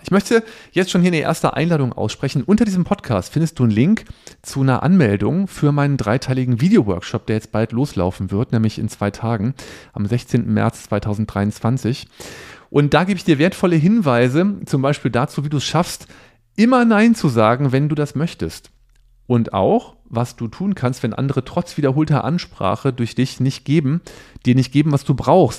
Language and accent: German; Cologne, North Rhine-Westphalia, Germany; ich komme ja aus Köln